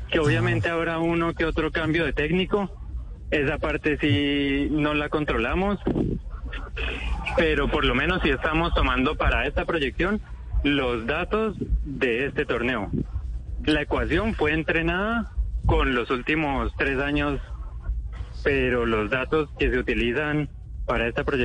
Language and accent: Spanish; Cali, Valle del Cauca, Colombia; moved away as an adult; now in Valencia, Spain; Soy de Cali.